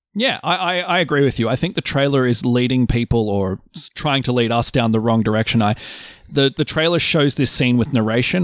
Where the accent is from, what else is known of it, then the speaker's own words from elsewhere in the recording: Australia; I say bush 'cause I'm Australian